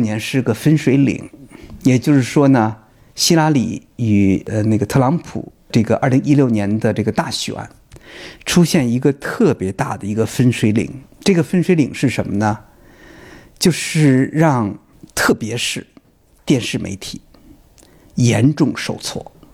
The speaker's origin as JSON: {"language": "Chinese", "country": "China", "said": "我们中国人在使用，呃，微信、微博的时候"}